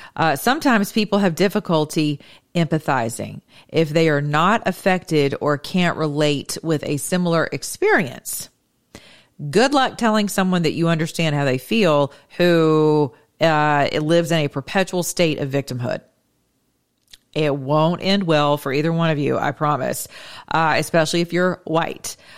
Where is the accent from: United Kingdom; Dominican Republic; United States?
United States; I'm speaking as an American